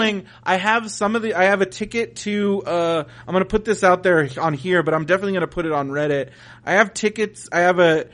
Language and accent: English; San Diego, California, United States; I'm from San Diego